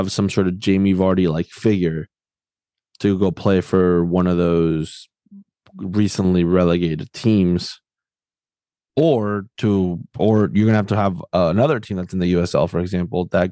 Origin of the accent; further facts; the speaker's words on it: South Florida, United States; growing up in South Florida, I lived in the bandwagon era of every sport in South Florida